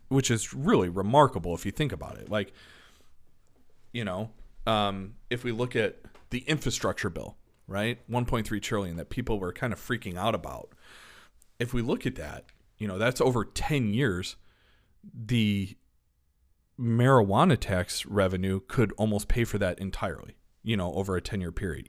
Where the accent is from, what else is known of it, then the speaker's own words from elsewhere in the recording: Elmhurst, Illinois, United States; I grew up in Elmhurst